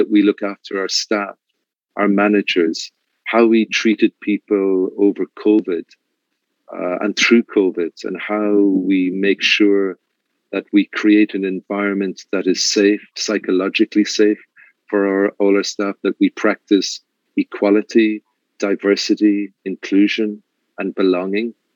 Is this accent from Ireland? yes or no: yes; Ireland; now in Mexico; being Irish